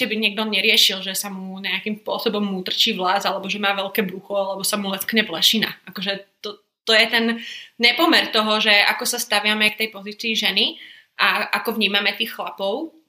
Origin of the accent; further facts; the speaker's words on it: Košice, Košice Region, Slovakia; also born or lived in London; Milujem Bratislavu, milujem Prahu, ale Košice sú domov. Vyrastala som tu a som rada